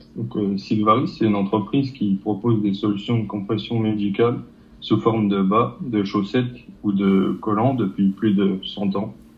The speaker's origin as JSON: {"language": "French", "area": "Territoire de Belfort", "region": "Bourgogne-Franche-Comté", "country": "France", "said": "je viens du territoire de Belfort."}